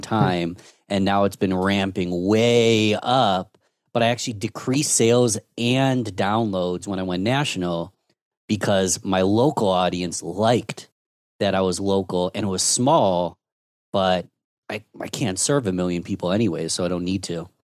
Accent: Rochester, New York, United States; I'm born and raised in Rochester, New York.

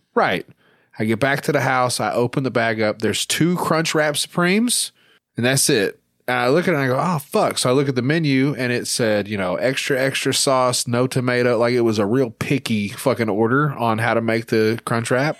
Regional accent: Arkansas, United States; my home state of Arkansas, where I ho, currently reside.

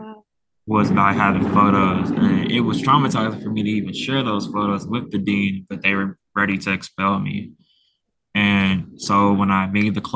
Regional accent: Chicago, Illinois, United States; also born or lived in Portland, Maine; I'm from Chicago.

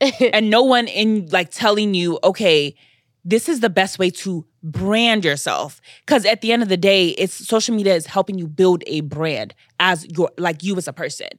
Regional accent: Nigeria; I'm Nigerian

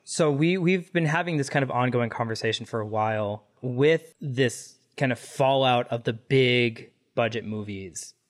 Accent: Dallas, Texas, United States; I grew up in Dallas

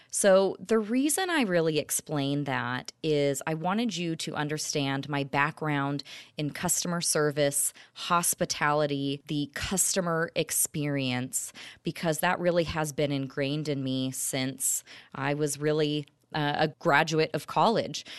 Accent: Orange County, California, United States; I'm originally from Orange County, California

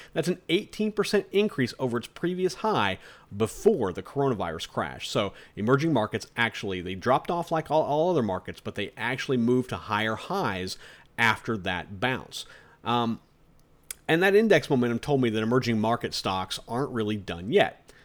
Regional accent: United States; We're American investors

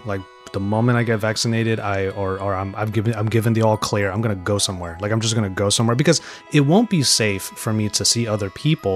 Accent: San Gabriel Valley, California, United States; I'm from the San Gabriel Valley.

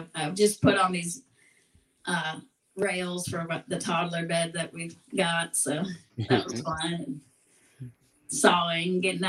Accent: Seattle, Pacific Northwest, United States; I grew up in the Northwest

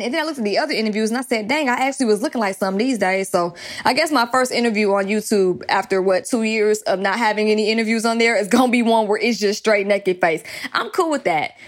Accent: Atlanta, Georgia, United States; accent: country; growing up in Atlanta

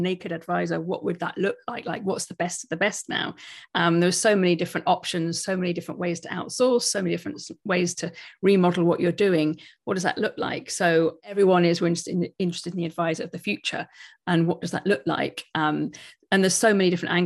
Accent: United Kingdom; we're all British

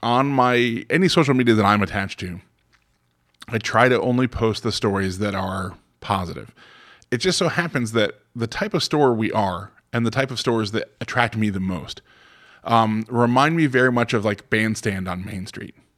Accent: Florida, United States; moved away as an adult; now in Westchester County, New York, United States; I'm from Florida

